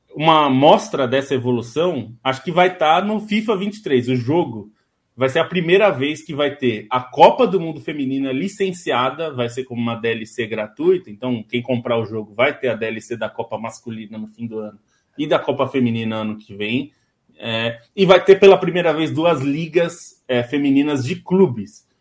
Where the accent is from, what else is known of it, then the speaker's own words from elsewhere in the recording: Brazil; como brasileiro